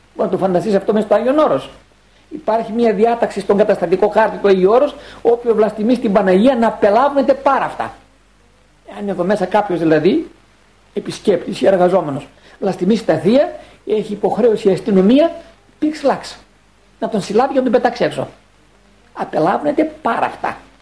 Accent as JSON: {"language": "Greek", "country": "Greece", "said": "έχουμε σαν Έλληνες"}